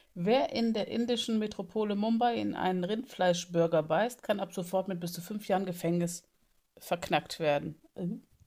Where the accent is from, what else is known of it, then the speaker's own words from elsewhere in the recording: Bonn, North Rhine-Westphalia, Germany; now in Flensburg, Germany; ich bin ja in Bonn aufgewachsen